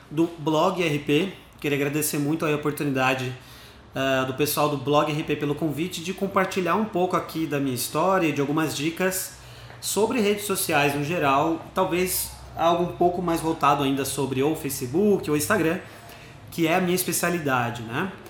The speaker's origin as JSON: {"language": "Portuguese", "town": "Sorocaba", "region": "São Paulo", "country": "Brazil", "said": "quando eu falo que eu sou aqui de Sorocaba, caraca, não sabia que você era daqui. Bom, eu moro aqui há um bom tempo, é, eu tenho 28 anos, eu sou formado em publicidade aqui em Sorocaba mesmo."}